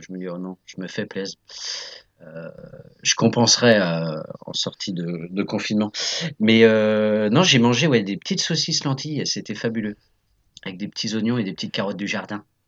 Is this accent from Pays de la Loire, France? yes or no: yes; Nantes, Pays de la Loire, France; also born or lived in Saint-Mars-du-Désert; je suis né à Nantes, j'ai vécu à Saint-Marc-du-Désert, euh, voilà, qui est une petite commune à côté de Nantes